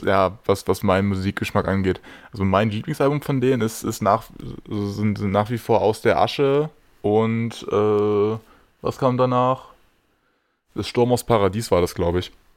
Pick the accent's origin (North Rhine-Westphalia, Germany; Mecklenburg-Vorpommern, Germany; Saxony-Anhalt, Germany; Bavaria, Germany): Saxony-Anhalt, Germany; Magdeburg; als gebürtiger Magdeburger